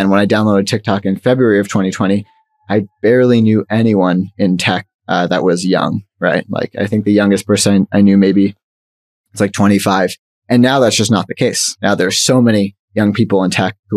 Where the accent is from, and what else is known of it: Canada